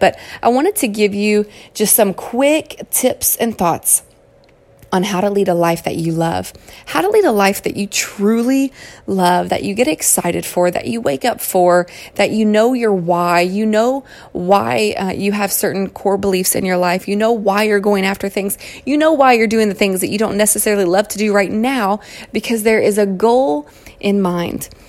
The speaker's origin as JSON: {"language": "English", "region": "Kentucky", "country": "United States", "tie": "born or raised there", "accent": "Southern twang", "moved": "as an adult", "lives_now": "California, United States", "said": "You'll also recognize a Southern twang, and that's because I was born and raised in Kentucky. Um, and I've lived out in California now for goodness, 11 or 12 years"}